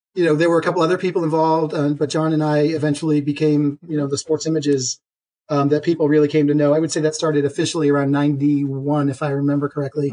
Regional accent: Boston, Massachusetts, United States; as a Bostonian

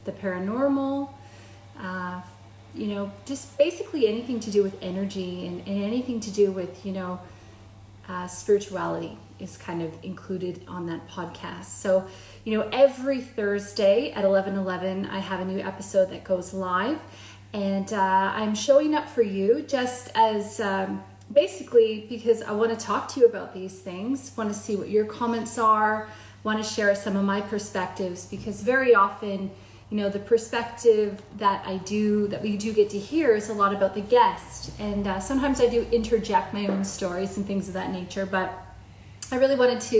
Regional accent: Canada; moved away as an adult; now in Australia; I'm a Canadian living in Australia

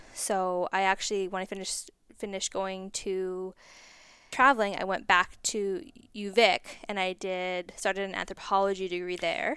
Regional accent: Cranbrook, British Columbia, Canada; I grew up just outside of Cranbrook

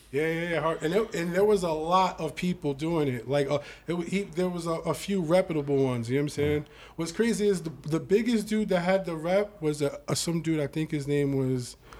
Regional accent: New York, United States; also born or lived in South Jamaica, Queens / Long Island / Brooklyn / Atlanta; now in Bronx, New York, United States; I'm from New York. I'm from South Jamaica, Queens. I'm really from Long Island

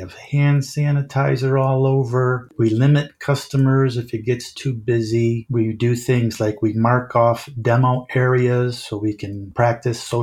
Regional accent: Chicago, Illinois, United States; I'm from Chicago and got to Chicago

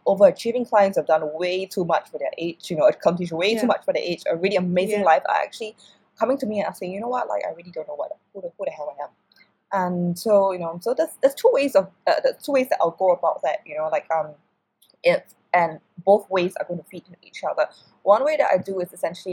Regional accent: Singapore; I come from Singapore, I live in Singapore right now

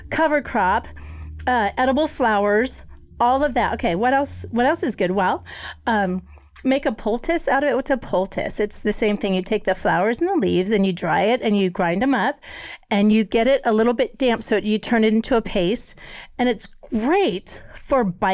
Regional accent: Colorado, United States; moved away; growing up in Colorado

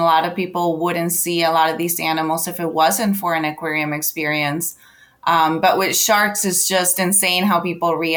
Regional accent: Charlotte, North Carolina, United States; also born or lived in Colombia; I was able to volunteer at the local aquarium in my hometown of Charlotte, North Carolina

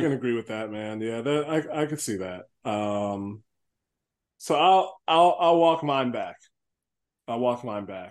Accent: Chicago, Illinois, United States; I grew up on the South Side, so we went to the South Suburbs

